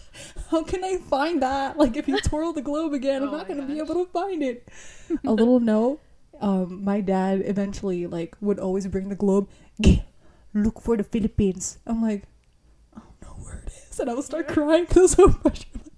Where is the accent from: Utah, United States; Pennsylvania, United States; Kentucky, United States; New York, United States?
New York, United States; also born or lived in Florida; I was born in Florida. And I was raised in New York. But I started in, I think, where was it? Queens, like Forest Hill, Queens.